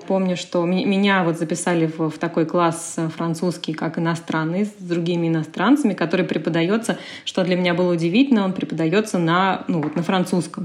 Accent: Moscow, Russia; moved away as an adult; also born or lived in New York, United States; now in Washington, United States; дом, в котором я родилась в Москве

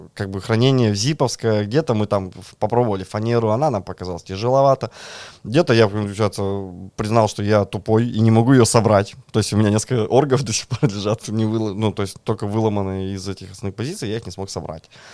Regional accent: Kirov, Kirov Oblast, Russia; now in Moscow, Russia; Я родом из Кирова, приехал в Москву

